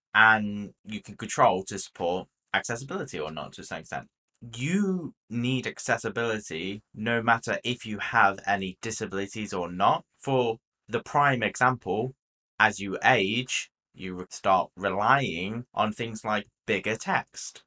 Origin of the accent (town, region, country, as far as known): United Kingdom